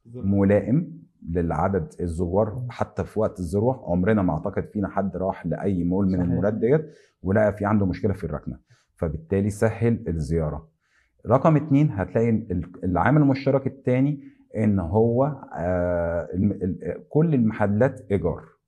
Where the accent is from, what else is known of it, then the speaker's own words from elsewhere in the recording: Egypt; عندنا في مصر